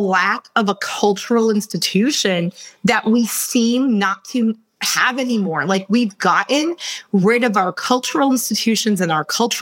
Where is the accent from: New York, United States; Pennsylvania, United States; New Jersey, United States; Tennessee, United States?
New York, United States; New York City; English is a second language; moved away as an adult; also born or lived in Russia; I came from New York